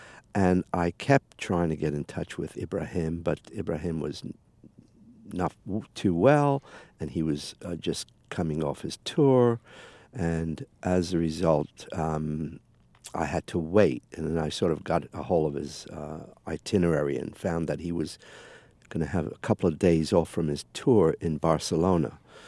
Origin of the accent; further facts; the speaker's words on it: England, United Kingdom; I listened to the … because, you know, I come from England